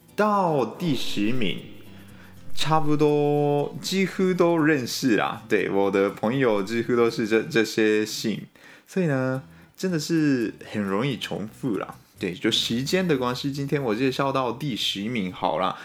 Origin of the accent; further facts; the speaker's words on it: Japan; 我们日本人的名字，很多都是汉字